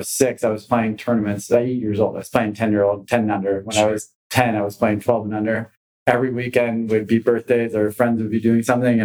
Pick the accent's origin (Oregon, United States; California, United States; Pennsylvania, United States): California, United States; Los Gatos; moved away as an adult; also born or lived in Los Angeles, California; I grew up in Los Gatos, California